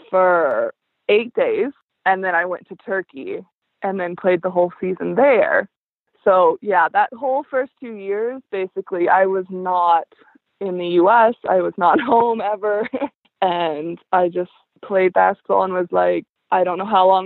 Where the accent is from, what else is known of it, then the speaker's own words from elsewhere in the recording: Cheney, Kansas, United States; moved away as an adult; also born or lived in Azores; I grew up in Cheney, Kansas